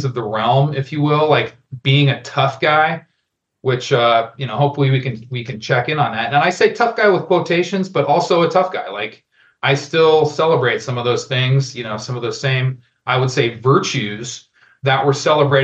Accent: Denver, Colorado, United States; moved away as an adult; also born or lived in Albuquerque, New Mexico; I grew up in Denver, Colorado, go Broncos. And I lived most of my adult life in Albuquerque, New Mexico

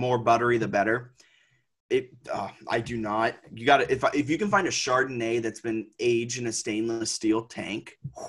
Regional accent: Virginia, United States; moved away as an adult; now in Hoboken, United States; I grew up in Virginia

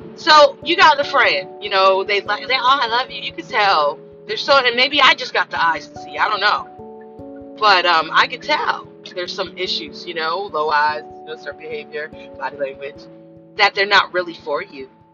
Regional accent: Los Angeles, California, United States; I came from South Central

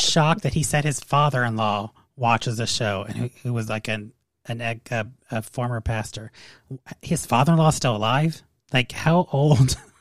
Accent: Las Vegas, Nevada, United States; I grew up in Vegas

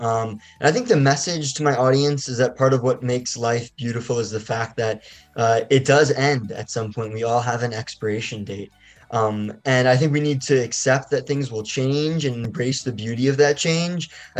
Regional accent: Basking Ridge, New Jersey, United States; I'm 19 years old. I'm a filmmaker from Basking Ridge, New Jersey, and I'm currently a sophomore at New York University studying in the undergraduate film and television department.

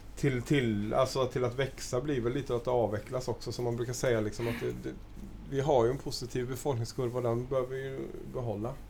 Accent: Gothenburg, Västra Götaland, Sweden; är också född i Göteborg

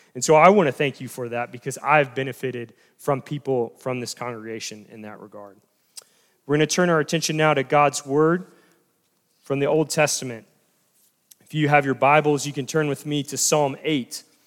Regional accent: North Carolina, United States; I'm from North Carolina

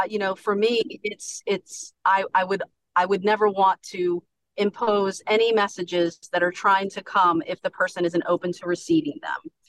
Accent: Baltimore, Maryland, United States; now in Long Neck, United States; I'm originally from Baltimore, Maryland, uh-huh. and I moved to Long, Long Neck, Delaware

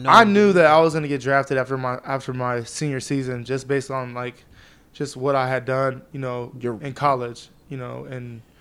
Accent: Fresno, California, United States; I'm from Fresno, California, man. You put your finger in the middle of California

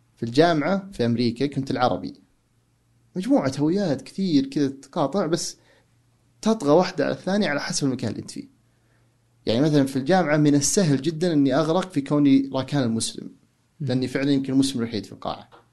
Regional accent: Saudi Arabia; now in United States; عندنا في السعودية

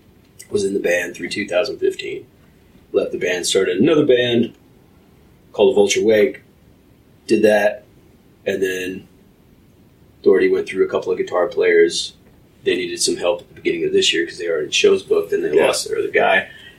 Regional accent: Fayetteville, Arkansas, United States; Fayetteville, Arkansas.

